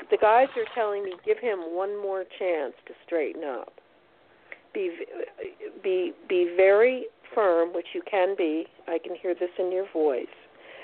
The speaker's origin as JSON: {"language": "English", "region": "New Jersey", "country": "United States", "tie": "born or raised there", "moved": "as an adult", "lives_now": "Texas, United States", "said": "I was born in Jersey. I lived there for 30 years."}